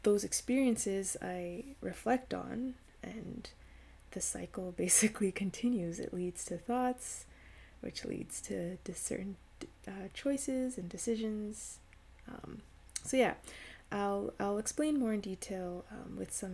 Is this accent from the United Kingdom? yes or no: no; Canada; I'm Canadian, and I currently operate in the province of Ontario